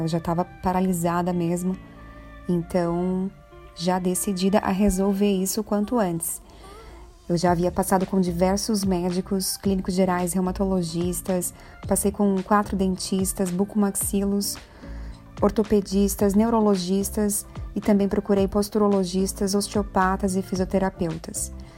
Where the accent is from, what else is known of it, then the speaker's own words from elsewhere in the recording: Brazil; nós temos como brasileiros